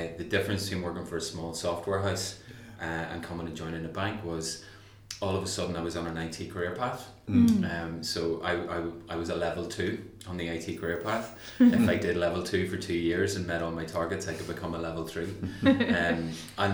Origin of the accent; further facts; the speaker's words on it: Newry, Northern Ireland, United Kingdom; moved away as an adult; also born or lived in Belfast; I'm from Northern Ireland originally, and I grew up in a place called Newry, just north of the border.